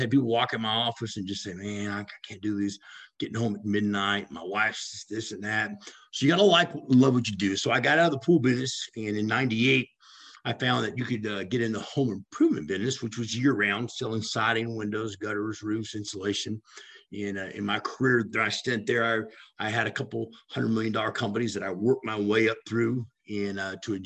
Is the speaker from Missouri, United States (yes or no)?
no; Los Angeles, California, United States; I grew up in California in Hollywood